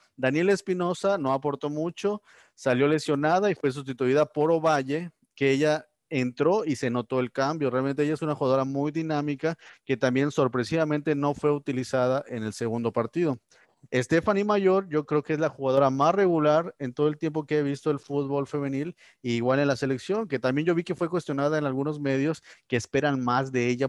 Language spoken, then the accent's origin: Spanish; Mexico; soy mexicano